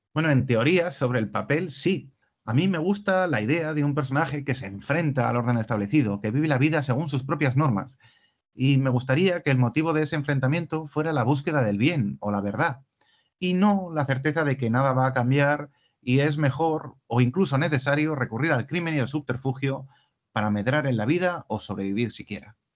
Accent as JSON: {"language": "Spanish", "country": "Spain", "said": "en nuestro caso como españoles"}